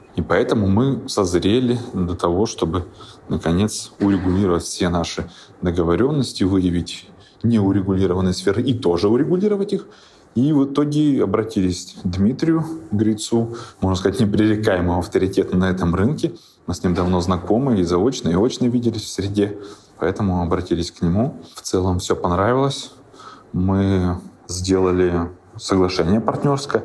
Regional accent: Siberia, Russia; also born or lived in Krasnoyarsk / Moscow; сами мы сибиряки

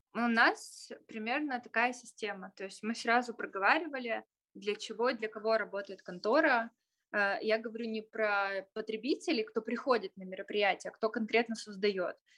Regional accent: Tyumen, Tyumen Oblast, Russia; поскольку мы сами представители региона, поскольку мы сами из Тюмени

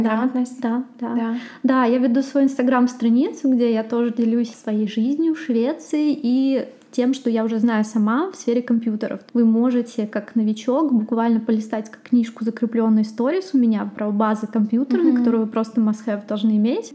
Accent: Russia; moved away as an adult; also born or lived in Sochi, Russia; now in Sweden; Я сама из России

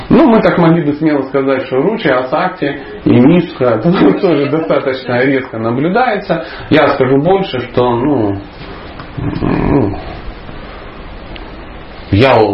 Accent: Dnipro, Dnipropetrovsk Oblast, Ukraine; moved away; also born or lived in the north (Russia); Однажды, когда-то давно, я жил на севере, но я вообще человек южный, скажем так, я из Днепропетровска. Ну, по сравнению с Николаем, может, это не так южно, но по сравнению с тем местом, где я жил, я реально южный человек, поверьте.

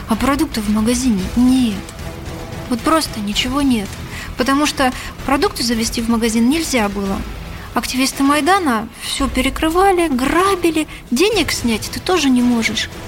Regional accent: Crimea, Ukraine; Я вернулась домой в Крым защищать свою родину, защищать свою семью, потому что я крымчанка

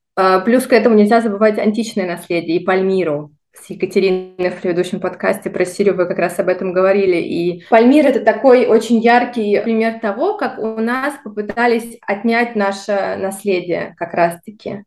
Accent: Voronezh, Voronezh Oblast, Russia; moved away as an adult; also born or lived in Moscow / Italy / Dubai; Родилась я в городе Воронеже, в России

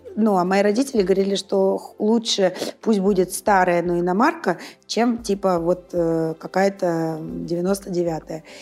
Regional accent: Saint Petersburg, Russia; moved away as an adult; now in Moscow, Russia; Я родилась в Санкт-Петербурге. Ну, в Ленинграде, а, росла

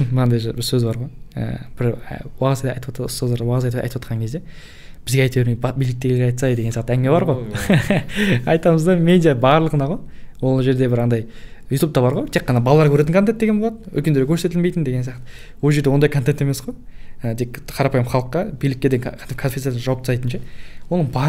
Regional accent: Kogalkol, Kazakhstan; өзім де ә, қоғалкөл деген ауылда негізі сол жақтан туып өскенмін

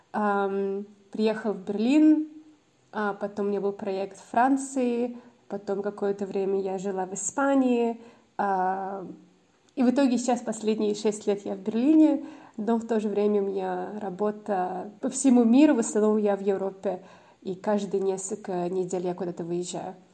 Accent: Auckland, New Zealand; also born or lived in Moscow, Russia; А, я родилась в Москве, но когда мне было 12 лет, а, даже, наверное, пораньше, я переехала в Новую Зеландию, в Окленд, и там жила, наверное, лет 10. Получается, там я выросла, там закончила школу

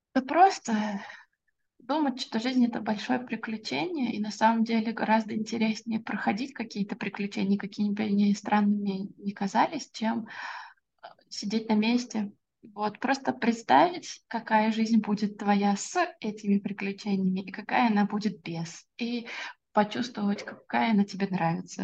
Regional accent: Orenburg, Orenburg Oblast, Russia; я родилась в многонациональном городе. Я родилась в Оренбурге

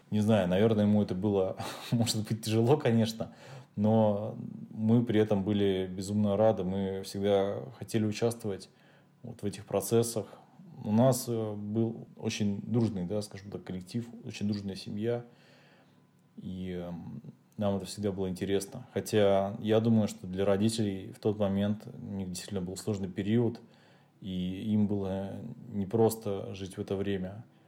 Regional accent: Volosovo, Leningrad Oblast, Russia; я родился в городе Волосово, это Ленинградская область

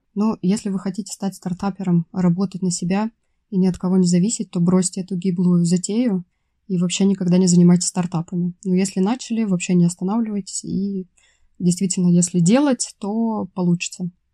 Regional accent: Russian Far East, Russia; на Дальнем Востоке, откуда я родом

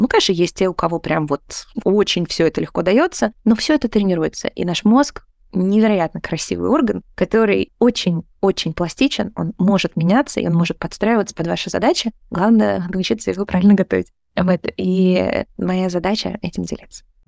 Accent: Balashikha, Moscow Oblast, Russia; moved away as an adult; also born or lived in near Kyrgyzstan (birthplace); now in United States; я детство провела в подмосковной Балашихе

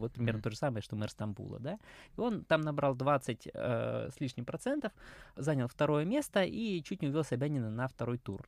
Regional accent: Moscow, Russia

